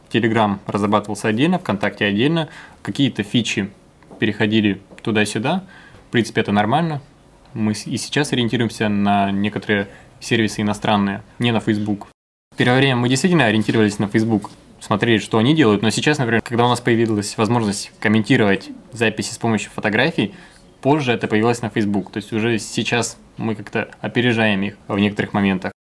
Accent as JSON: {"language": "Russian", "town": "Sumy", "region": "Sumy Oblast", "country": "Ukraine", "tie": "born or raised there", "moved": "yes", "said": "приехал в Сумы, это мой родной город"}